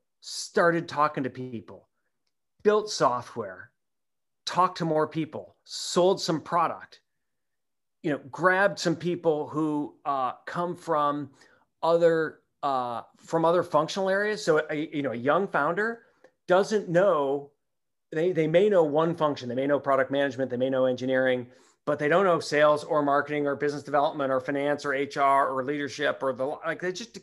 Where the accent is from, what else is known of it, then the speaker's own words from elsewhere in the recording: Midwest, United States; maybe it's just growing up in the Midwest, but that's just not me.